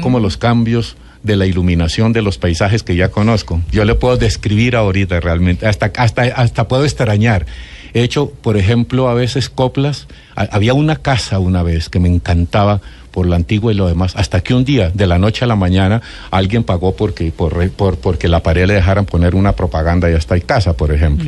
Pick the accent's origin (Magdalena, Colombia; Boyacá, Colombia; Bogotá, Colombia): Boyacá, Colombia; Ráquira; soy de Ráquira, Boyacá.